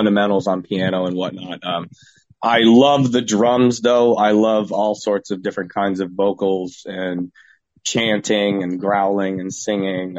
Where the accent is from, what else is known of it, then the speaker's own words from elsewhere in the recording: Cape Cod, Massachusetts, United States; We're from Cape Cod